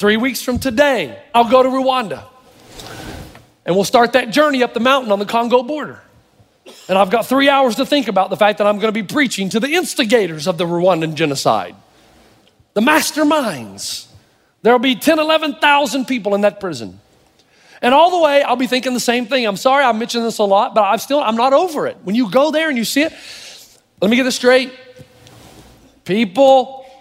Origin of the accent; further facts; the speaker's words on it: the South, United States; I'm from the South. I'm related to people who thought slavery was a good idea